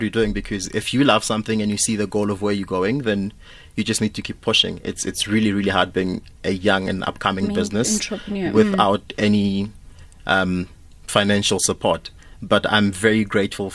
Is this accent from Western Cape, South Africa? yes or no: no; Mamelodi, Gauteng, South Africa; I grew up in Mamelodi, in an informal settlement